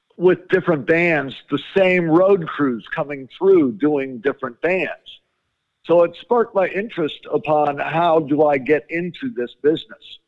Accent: Chicago, Illinois, United States; I grew up in Chicago

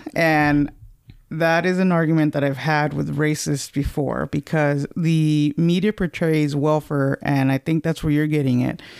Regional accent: California, United States; moved away; ever since I left California

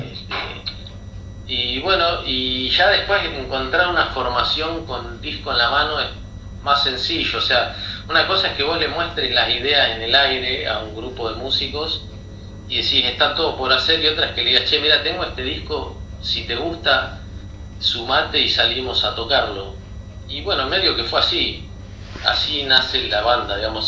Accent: La Plata, Buenos Aires Province, Argentina; moved away; tuve una banda en La Plata, de donde soy oriundo

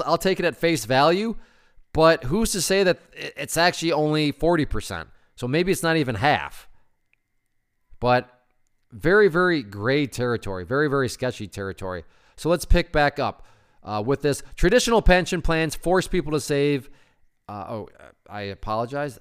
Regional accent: Connecticut, United States; my home state of Connecticut

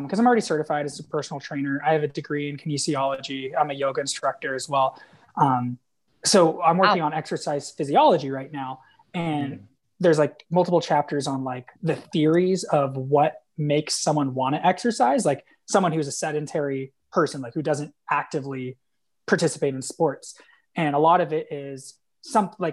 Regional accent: a town about an hour from San Diego, California, United States; I grew up in a town that was like about an hour from San Diego

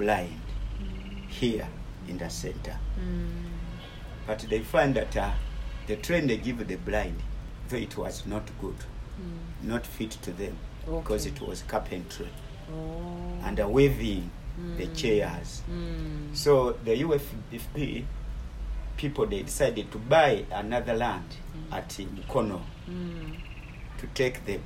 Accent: Luwero district, Central Region, Uganda; I was born 1952 in the Luwero district

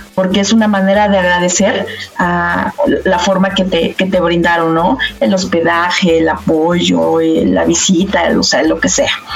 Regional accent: Mexico; como mexicanos

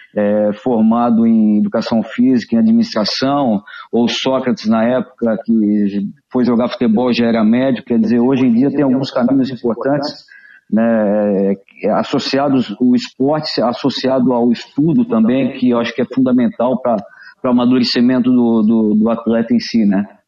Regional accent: Florianópolis, Santa Catarina, Brazil; eu nasci aqui em Florianópolis

